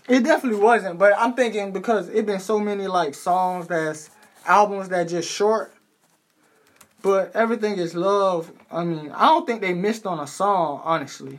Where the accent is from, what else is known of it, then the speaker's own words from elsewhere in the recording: New York, United States; I'm from New York